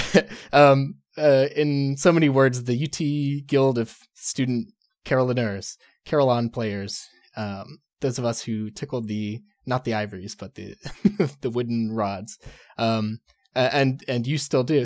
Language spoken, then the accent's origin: English; Texas, United States; moved away; growing up in Texas